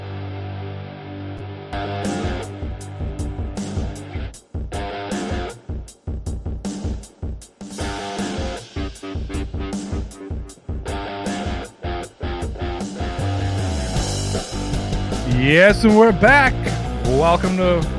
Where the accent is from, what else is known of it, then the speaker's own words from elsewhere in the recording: Toronto, Ontario, Canada; I'm from Toronto